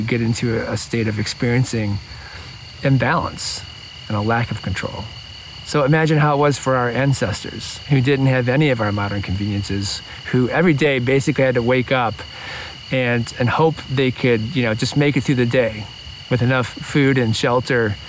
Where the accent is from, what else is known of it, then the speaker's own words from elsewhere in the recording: Midwest, United States; now in Ojai, United States; my childhood and growing up in the Midwest